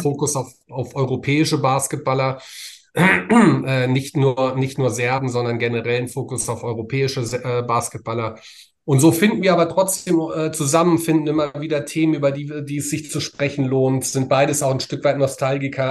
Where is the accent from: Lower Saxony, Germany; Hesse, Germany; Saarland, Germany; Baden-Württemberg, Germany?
Hesse, Germany; Frankfurt; Born and mhm. raised tatsächlich, mitten in der Stadt, ähm, im, im, Marienkrankenhaus, das es heute nicht mehr gibt.